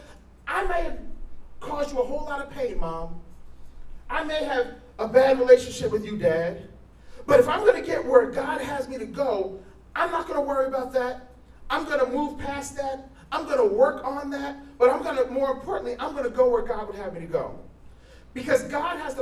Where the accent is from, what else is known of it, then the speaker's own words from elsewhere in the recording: New Jersey, United States; moved away as an adult; I'm from New Jersey.